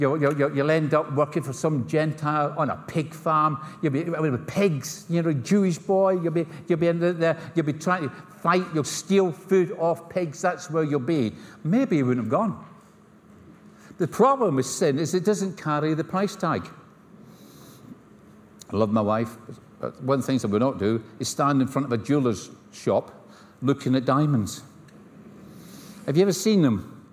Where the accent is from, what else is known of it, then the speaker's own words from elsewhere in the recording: Scotland, United Kingdom; accent: Scottish; I come from Scotland. This is not an English accent. this is a Scottish accent.